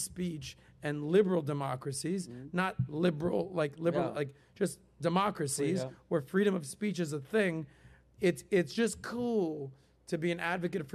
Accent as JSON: {"language": "English", "town": "Miami", "region": "Florida", "country": "United States", "tie": "born or raised there", "said": "growing up in Miami"}